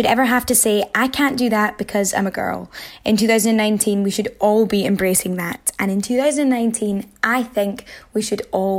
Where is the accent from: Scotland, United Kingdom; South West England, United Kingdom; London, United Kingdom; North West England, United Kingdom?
Scotland, United Kingdom; I'm from Scotland and I'm a journalist.